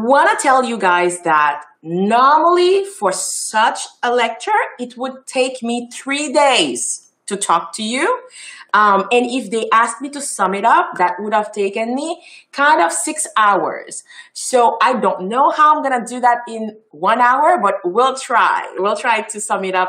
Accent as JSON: {"language": "English", "country": "Haiti", "tie": "born or raised there", "first_language": "Haitian Creole", "second_language": "English", "moved": "as an adult", "lives_now": "Montreal, Canada", "said": "I was born and raised in Haiti. So I'm a product of Haiti."}